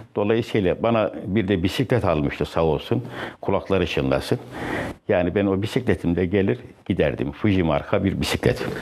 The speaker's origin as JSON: {"language": "Turkish", "region": "Kayseri Province", "country": "Turkey", "tie": "born or raised there", "moved": "yes", "said": "Kayseri'nin merkez bir köyünde Çevril veya Çivril adıyla alınan Orada doğdum"}